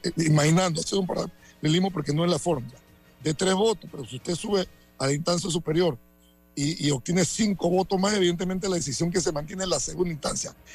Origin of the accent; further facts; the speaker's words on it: Santiago de Veraguas, Veraguas, Panama; soy de Santiago o porque crecí en Paso Las Tablas y Barrera de Carmen